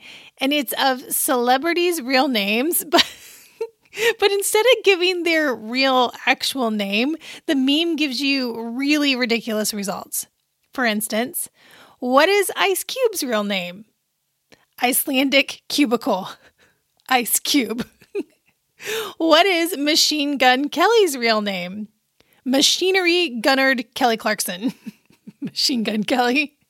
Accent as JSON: {"language": "English", "town": "Pisa", "region": "Tuscany", "country": "Italy", "tie": "born there", "said": "I was born in October in Pisa, Italy, because my dad was stationed at Camp Darby."}